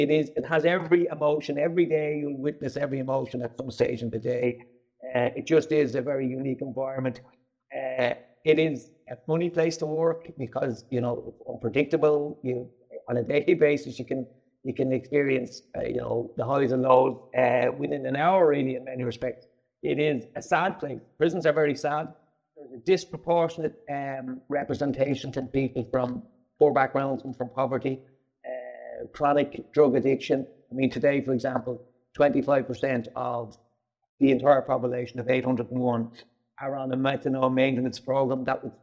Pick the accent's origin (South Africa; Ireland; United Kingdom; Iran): Ireland; Dublin, Leinster; I'm from Dublin. I'm from the south inner city and was raised in a place just off James Street. Family of eight siblings and my two parents.